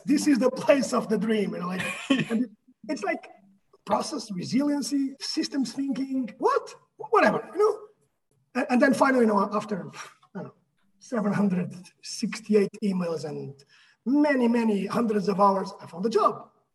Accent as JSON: {"language": "English", "country": "Portugal", "moved": "as an adult", "lives_now": "United States", "said": "I'm from Portugal"}